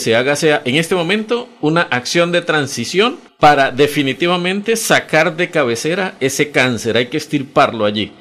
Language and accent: Spanish; San Juan del Cesar, La Guajira, Colombia; now in Bucaramanga, Colombia; yo soy de San Juan del Cesar, eso es en la Guajira colombiana